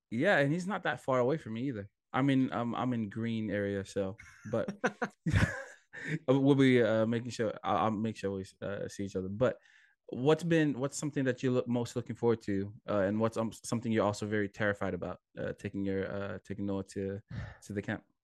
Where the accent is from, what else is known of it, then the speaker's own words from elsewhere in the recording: Hawaii, United States; moved away as an adult; also born or lived in Fiji / California; now in Swansea, United Kingdom; I am originally from Fiji, uh, then grew up in Hawaii, uh, went to school in college in California